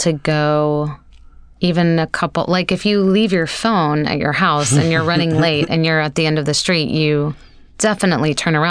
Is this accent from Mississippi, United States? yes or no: yes; Mississippi, United States; born or raised there